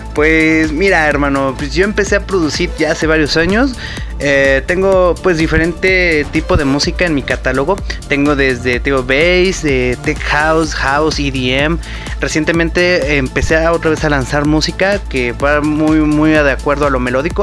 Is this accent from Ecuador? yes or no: no; Mexico; soy el DJ mexicano que tengo el radio show más largo